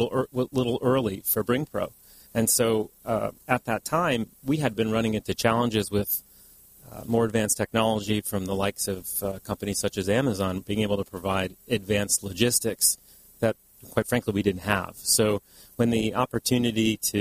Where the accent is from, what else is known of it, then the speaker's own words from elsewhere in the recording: East Coast, United States; moved away as an adult; now in California, United States; I'm from the East Coast